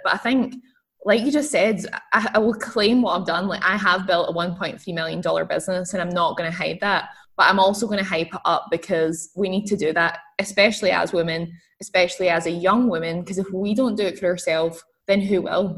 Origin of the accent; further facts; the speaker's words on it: Scotland, United Kingdom; I'm, I'm from Scotland. So I grew up in Scotland